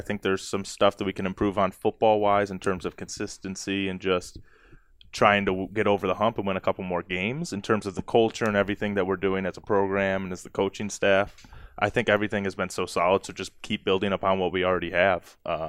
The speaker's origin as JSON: {"language": "English", "town": "Clarkston", "region": "Michigan", "country": "United States", "said": "I'm a fifth year senior. I'm from Clarkston, Michigan."}